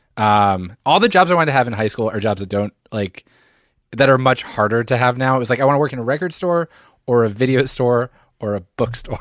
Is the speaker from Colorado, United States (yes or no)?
no; Philadelphia, Pennsylvania, United States; also born or lived in Montreal; I'm from Philadelphia, suburban Philadelphia